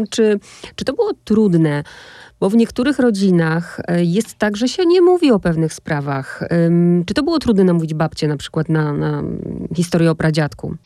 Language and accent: Polish; Opole Silesia, Opole Voivodeship, Poland; accent: Silesian; jako wychowana na tym Śląsku, Śląsku Opolskim